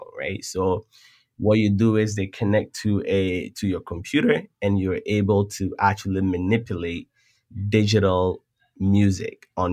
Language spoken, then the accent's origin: English; Accra, Greater Accra, Ghana; moved away; I come from Ghana, which is in West Africa. And when I was growing up, there was a DJ that lived across from our family house. And he was considered one of the best DJs in Accra